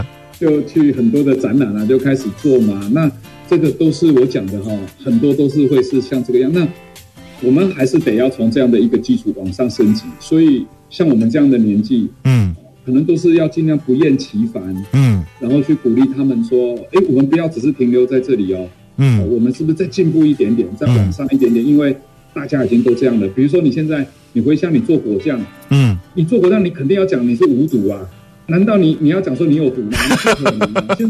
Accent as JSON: {"language": "Chinese", "town": "Shuili", "region": "Nantou County", "country": "Taiwan", "tie": "born or raised there", "said": "那我从小是在南投的水里的乡下长大，嗯，那我就感觉到好像我出生在台湾最好的年代"}